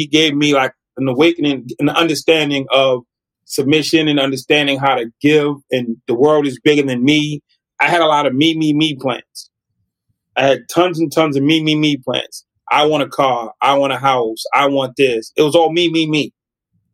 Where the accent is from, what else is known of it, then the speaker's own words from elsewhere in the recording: United States; I'm an American